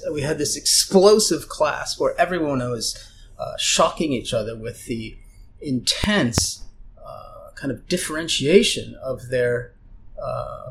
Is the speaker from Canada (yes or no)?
yes; London, Ontario, Canada; first language German; English is a second language; in Canada, the Jehovah's Witnesses used to come to our door in London, Ontario, where I was born